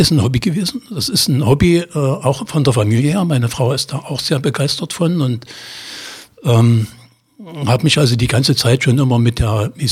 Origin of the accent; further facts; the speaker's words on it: Magdeburg, Saxony-Anhalt, Germany; Also bei mir ist es mittlerweile so, ich bin Magdeburger, meine Heimat ist Magdeburg.